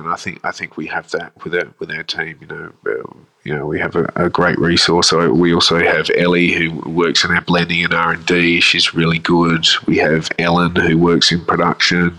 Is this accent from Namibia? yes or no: no; Adelaide, South Australia, Australia; now in Melbourne, Australia; I grew up in Adelaide